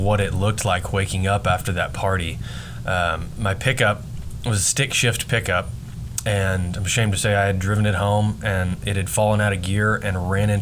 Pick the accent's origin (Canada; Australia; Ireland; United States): United States; Hydro, Oklahoma; growing up in Hydro, Oklahoma, I mean, we had a great childhood